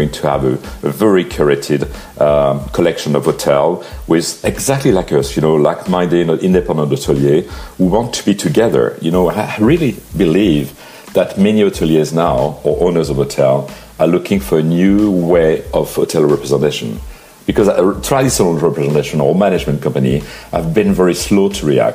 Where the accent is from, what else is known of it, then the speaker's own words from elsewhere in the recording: Paris, Île-de-France, France; I was born and raised in Paris